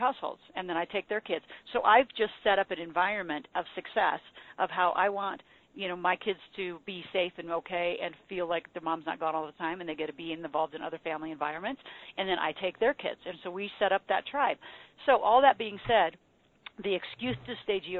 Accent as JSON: {"language": "English", "region": "Nebraska", "country": "United States", "moved": "yes", "said": "I'm from Nebraska."}